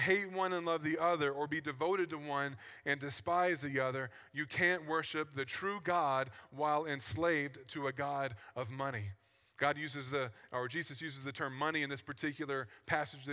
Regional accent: Virginia, United States; I grew up in the South on the East Coast in Virginia.

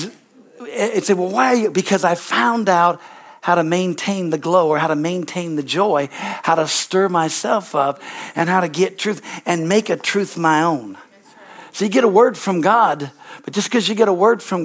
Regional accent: California, United States; moved away; I'm from California, okay? I look like a good little hippie, all right? And, you know, I'm a California boy through and through

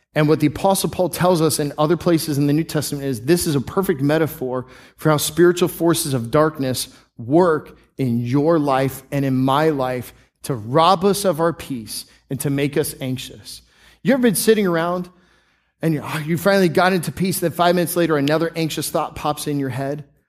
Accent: Tampa, Florida, United States; I grew up in the Tampa Bay area

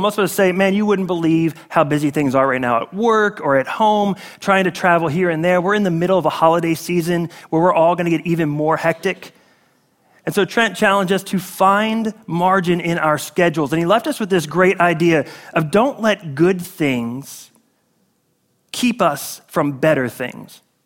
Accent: Northeast, United States; now in Florida, United States; I'm from the Northeast

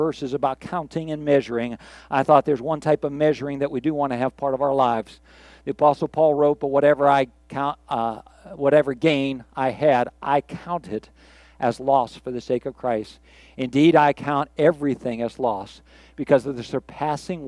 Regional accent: Pittsburgh, Pennsylvania, United States; I grew up in Pittsburgh

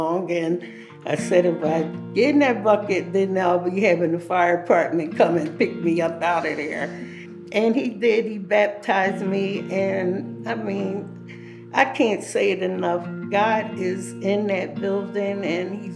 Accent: Philadelphia, Pennsylvania, United States; moved away as an adult; now in Colorado, United States; I'm from Philadelphia, Pennsylvania. I came to Colorado back in 2013.

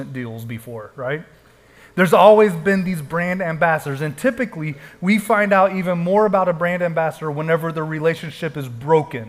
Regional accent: Texas, United States; people would say, where are you from? And we would say, Texas

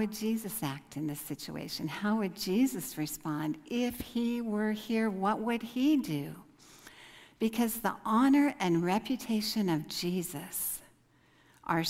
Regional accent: United States; moved away as an adult; they know I'm American just from looking at me

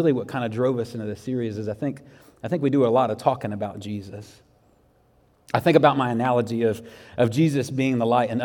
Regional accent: Jacksonville, Florida, United States; moved away; I grew up in Jacksonville, Florida

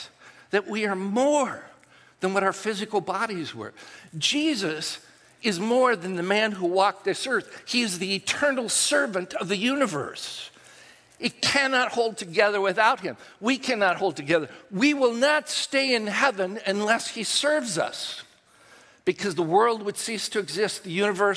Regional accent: United States; those things that I grew up with and that I held dear as an American

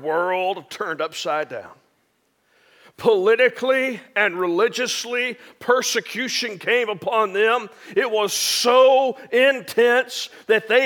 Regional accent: near Hope, Arkansas, United States; I grew up in Arkansas, and I grew up just a few miles outside of Hope, Arkansas

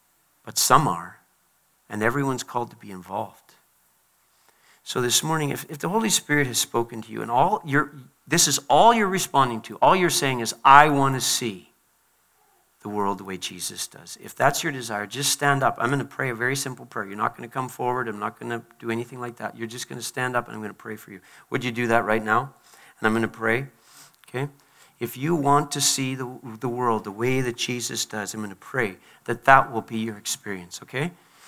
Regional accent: Liberia; born there; I was born in Liberia. My parents went to Liberia at a great cost.

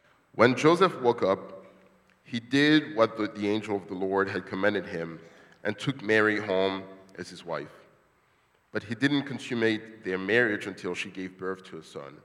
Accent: DR Congo; moved away as an adult; now in United States; As you all know, I'm from the Congo. I haven't seen my father since 1998. I came to the States as I was 19 and went to college, came to the DC area for work

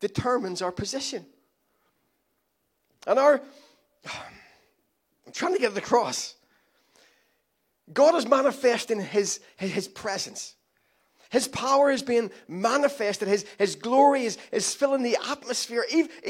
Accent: Ireland; I'm Irish

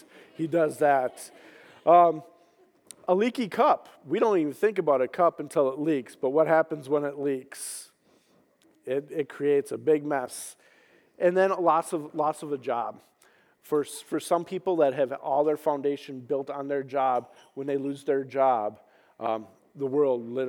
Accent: Minnesota, United States; moved away as an adult; I grew up in Minnesota. Spent 40 years there before I came out here

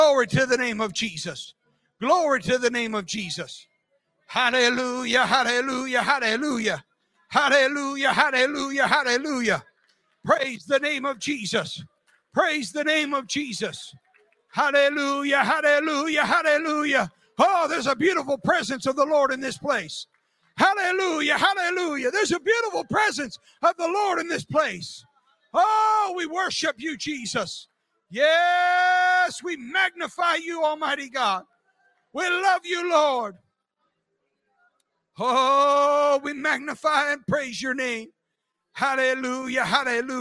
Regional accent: United States; I am an American and very proud to be an American

